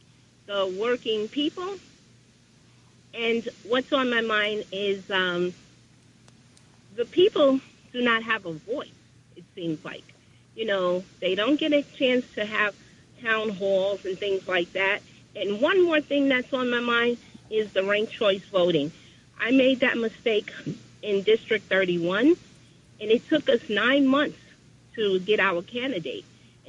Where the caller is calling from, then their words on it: New York City, New York, United States; I'm calling from Queens.